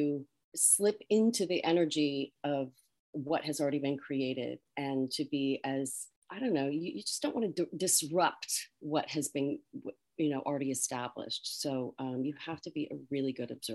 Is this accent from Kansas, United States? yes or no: no; Colorado, United States; moved away as an adult; also born or lived in San Diego, California; now in New York, United States; I grew up in Colorado